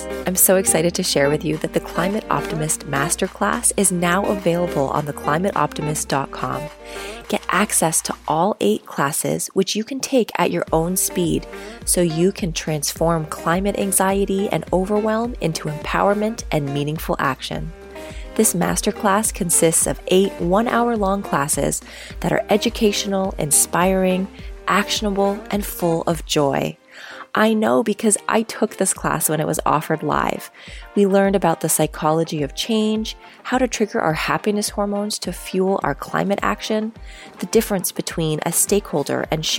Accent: Canada; No. I'm Canadian.

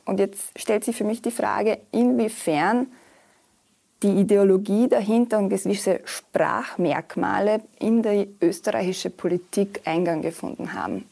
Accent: Bosnia & Herzegovina; moved away; ich komme ja aus Bosnien und Herzegowina

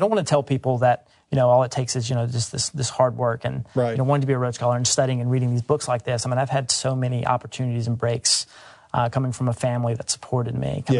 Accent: Mississippi, United States; I've spent essentially 22 years of my life here in Mississippi, and Mississippi boy abroad.

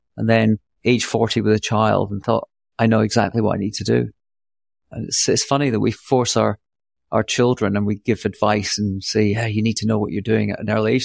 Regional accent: Scotland, United Kingdom; also born or lived in New York; now in Austin, United States; I see myself as a Scot, but a, a natural, a natural New Yorker

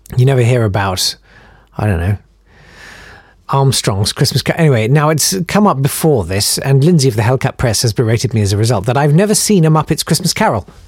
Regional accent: United Kingdom; we're British

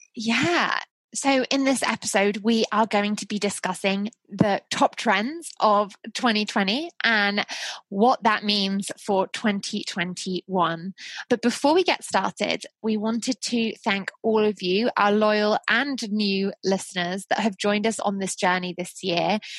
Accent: Isle of Wight, South East England, United Kingdom; moved away; being born and raised on the Isle of Wight

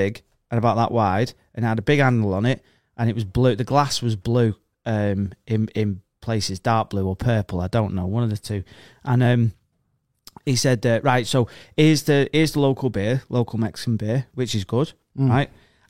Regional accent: United Kingdom; I'm British and I'm abroad, and that's what we do, innit?

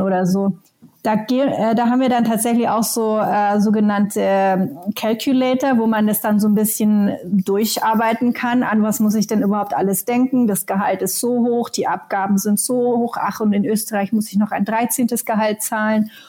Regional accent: Germany; moved away as an adult; also born or lived in Helsinki, Finland; ich bin selber Deutsche, habe aber die letzten 17 Jahre tatsächlich auch in Finnland verbracht

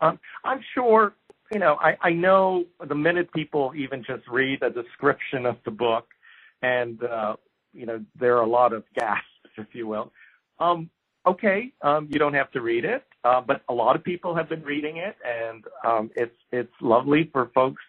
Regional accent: Japan; So a few things about growing up in Japan.

